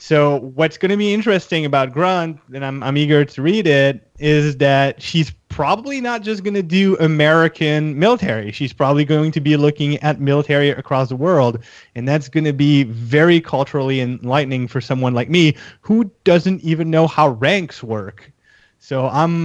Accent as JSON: {"language": "English", "country": "Canada", "said": "I'm Canadian"}